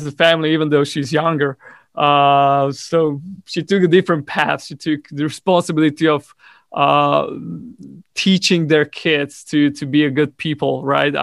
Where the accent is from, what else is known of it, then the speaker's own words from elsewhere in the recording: Bratislava, Bratislava Region, Slovakia; I was born and raised in Bratislava, which is the capital city of Slovakia.